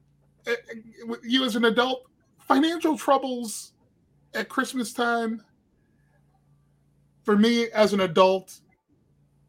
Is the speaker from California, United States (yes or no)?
no; Cleveland, Ohio, United States; I grew up in Cleveland